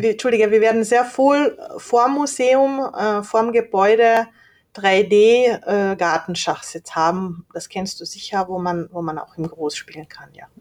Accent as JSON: {"language": "German", "town": "Leoben", "region": "Styria", "country": "Austria", "tie": "born or raised there", "also_born_or_lived": "Hungary", "moved": "as an adult", "lives_now": "Klagenfurt, Austria", "said": "Ich bin in Leoben geboren, 1990"}